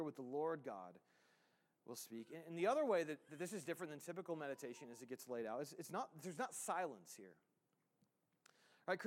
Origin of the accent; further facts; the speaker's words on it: United States; we as the American church